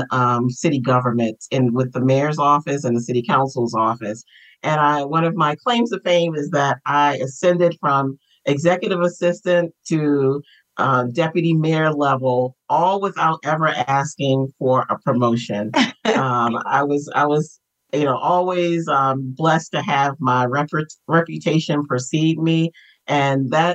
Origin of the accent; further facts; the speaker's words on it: Baltimore, Maryland, United States; I am born and raised in Baltimore, Maryland